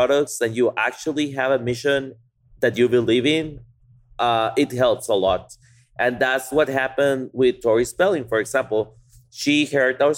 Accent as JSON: {"language": "English", "country": "Guatemala", "moved": "as an adult", "lives_now": "Austin, United States", "said": "we came from Guatemala, that we did the farmers markets for a month when we moved here"}